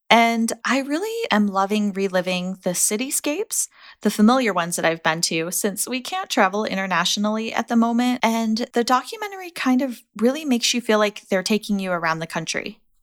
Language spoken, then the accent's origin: English; United States; as an American